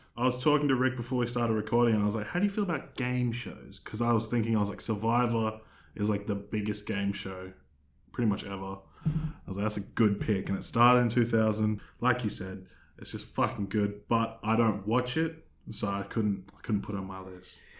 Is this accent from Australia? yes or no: yes; Australia; we're not American, we're Australian